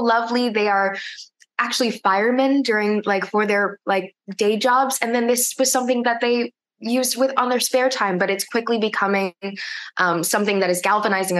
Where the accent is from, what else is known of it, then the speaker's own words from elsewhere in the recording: Hawaii, United States; I am of Native Hawaiian descent. I'm Kanaka Maoli, and I grew up in Hawaii